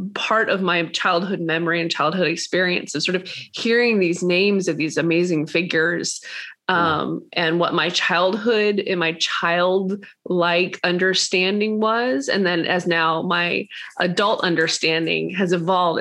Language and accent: English; Atlanta, Georgia, United States; I was raised in Atlanta, Georgia.